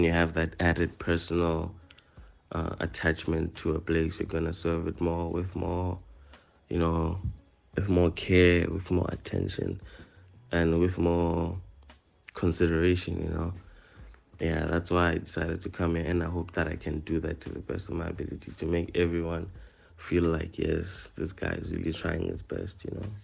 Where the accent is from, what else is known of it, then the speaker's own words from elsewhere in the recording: Thulamahashe, Mpumalanga, South Africa; I'm from Thulamahashe, Bushbuckridge